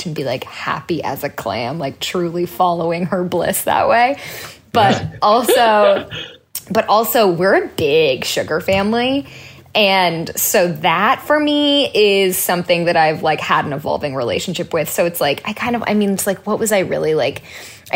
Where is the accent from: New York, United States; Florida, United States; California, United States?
California, United States; Orinda; also born or lived in Sacramento, California; now in Los Angeles, United States; I grew up in Northern California